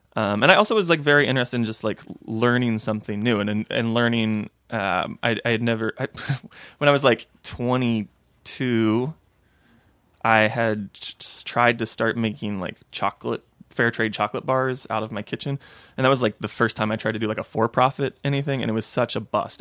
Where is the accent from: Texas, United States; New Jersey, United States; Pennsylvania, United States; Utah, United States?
Texas, United States; moved away as an adult; now in Philadelphia, United States; originally from Texas